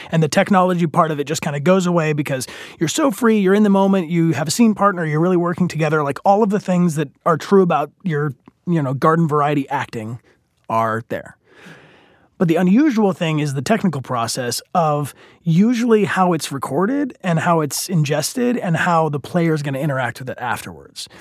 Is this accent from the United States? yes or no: yes; outside Detroit, Michigan, United States; I grew up in the general Midwest, specifically outside Detroit, Michigan